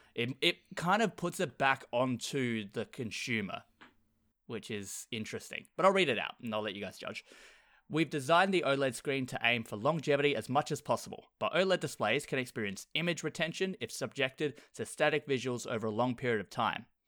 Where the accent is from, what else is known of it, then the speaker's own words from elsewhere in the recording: Australia; I'm Australian.